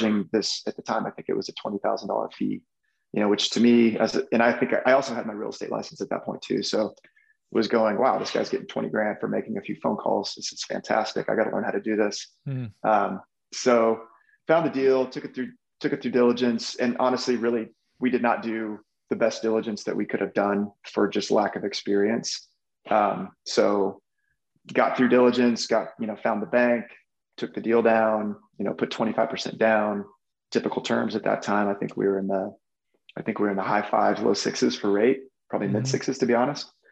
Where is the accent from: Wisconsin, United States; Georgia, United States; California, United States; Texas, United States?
Texas, United States; moved away; also born or lived in Omaha, Nebraska; growing up in Texas and just traveling around the world, I had picked up Spanish